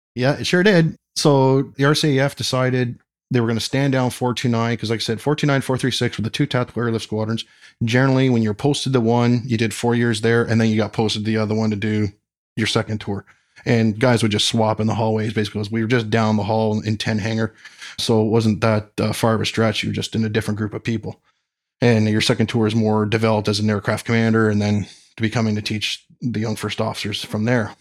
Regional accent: London, Ontario, Canada; growing up in London, Ontario, they had the London Air Show

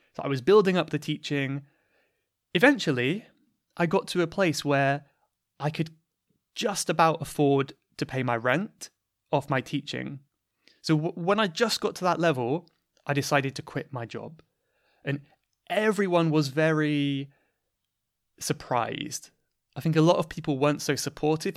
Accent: United Kingdom; accent: British; this is basically my natural British accent

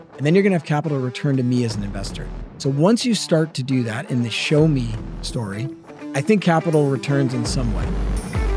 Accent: Northeast, United States; moved away as an adult; also born or lived in Boston; now in Texas, United States; grew up in the Northeast

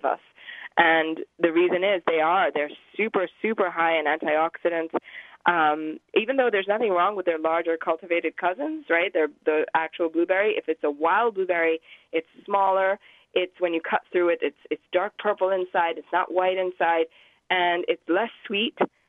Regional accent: Pakistan; moved away; I grew up in Pakistan for a little while. That's where I'm from.

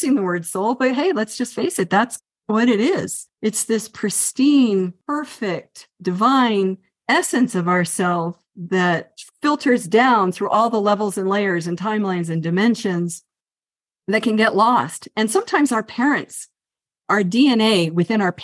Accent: Northern Virginia, United States; also born or lived in Colorado; now in Santa Fe, United States; I grew up in Northern Virginia, and then I went to Colorado, and now I'm here in New Mexico.

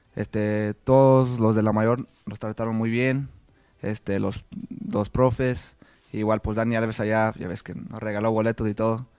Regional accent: Argentina; somos Argentina

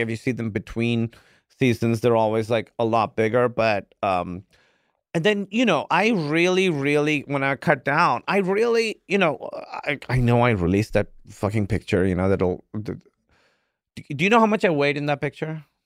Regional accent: Pakistan; moved away; I grew up in Pakistan

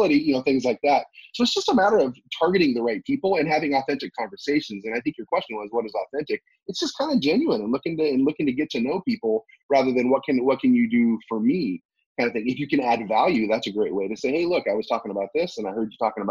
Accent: United States; also born or lived in South Korea; I'm an American.

